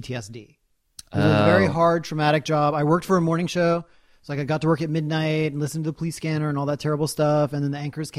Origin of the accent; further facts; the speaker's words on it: New Orleans, Louisiana, United States; I'm from New Orleans